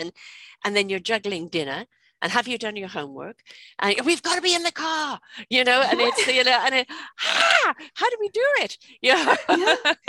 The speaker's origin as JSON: {"language": "English", "region": "England", "country": "United Kingdom", "tie": "born or raised there", "moved": "yes", "said": "I grew up in England, and I grew up with people that used to come and clean the house."}